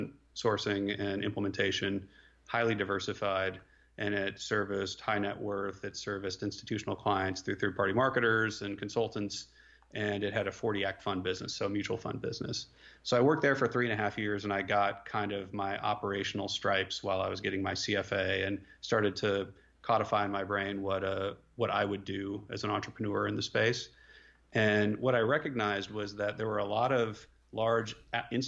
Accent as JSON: {"language": "English", "town": "Omaha", "region": "Nebraska", "country": "United States", "tie": "born or raised there", "also_born_or_lived": "Austin, Texas", "moved": "yes", "said": "I grew up in Omaha, Nebraska"}